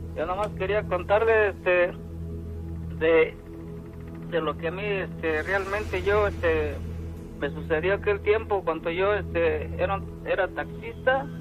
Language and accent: Spanish; Oaxaca, Mexico; moved away as an adult; now in United States; yo soy de este de allá de Guapopan de León, Oaxaca.